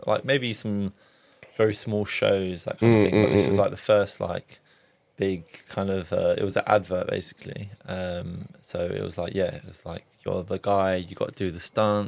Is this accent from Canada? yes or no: no; London, United Kingdom; also born or lived in Hackney, London / Southgate, London / Cyprus (ancestry); I was born in East London, Hackney